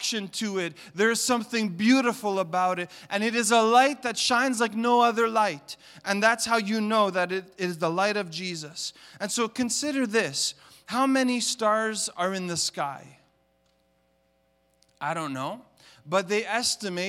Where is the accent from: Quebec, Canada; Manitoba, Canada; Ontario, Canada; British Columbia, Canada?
Quebec, Canada; Montreal; now in Toronto, Canada; I grew up in Montreal in the city. I lived in the concrete jungle